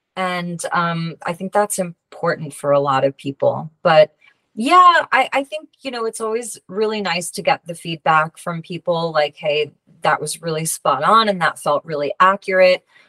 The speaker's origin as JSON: {"language": "English", "area": "Long Island", "region": "New York", "country": "United States", "tie": "born or raised there", "said": "I went to a local school on Long Island. And there was a, a shop in my hometown next to a cafe that I worked at."}